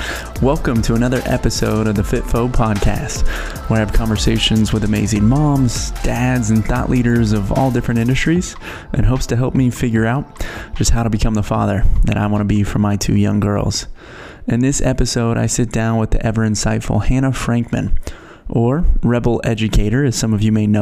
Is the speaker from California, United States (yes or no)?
yes; Northern California, United States; I'm from Northern California